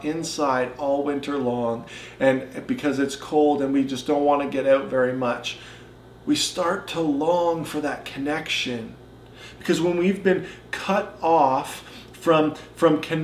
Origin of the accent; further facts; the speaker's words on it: Caledonia, Ontario, Canada; also born or lived in North Bay, Ontario; now in Cambridge, Canada; I was growing up in Caledonia, and then I still see it here in Cambridge